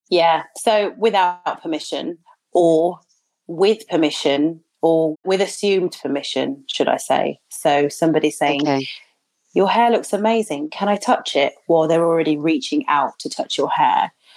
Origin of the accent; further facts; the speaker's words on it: Birmingham, West Midlands, United Kingdom; people often ask where I'm from. And if I say Birmingham